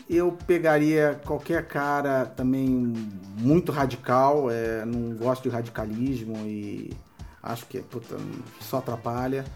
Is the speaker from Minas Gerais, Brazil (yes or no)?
no; Rio de Janeiro, Brazil; Eu sou do Rio de Janeiro